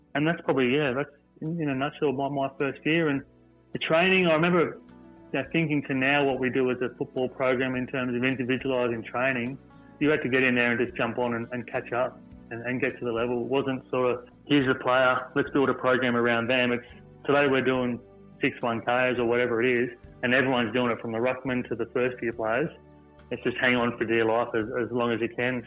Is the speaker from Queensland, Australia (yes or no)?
no; Sydney, New South Wales, Australia; I grew up in Picnic Point, southwest Sydney.